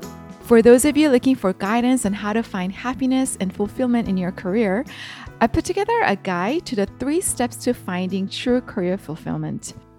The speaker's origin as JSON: {"language": "English", "region": "California", "country": "United States", "tie": "born there", "also_born_or_lived": "Seoul, Korea", "said": "I was born in California, and my family moved to Seoul, Korea when I was 3 years old. And after finishing elementary school in Korea, we moved back to Southern California when I was in my 7th grade."}